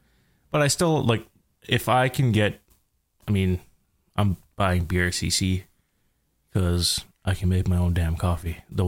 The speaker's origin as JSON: {"language": "English", "country": "Canada", "tie": "born or raised there", "said": "I am Canadian."}